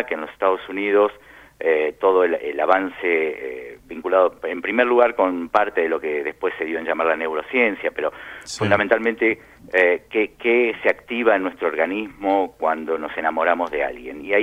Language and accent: Spanish; Argentina; also born or lived in Lima, Peru; now in Madrid, Spain; Sí, nos fuimos de Argentina en febrero de 2010.